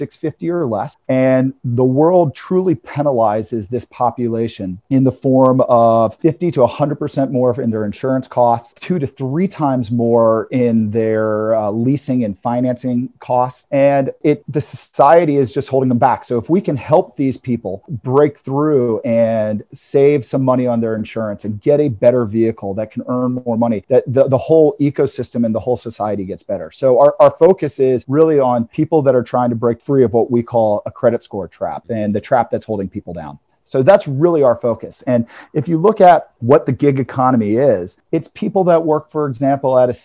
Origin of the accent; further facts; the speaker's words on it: Atlanta, Georgia, United States; I'm born and raised in Atlanta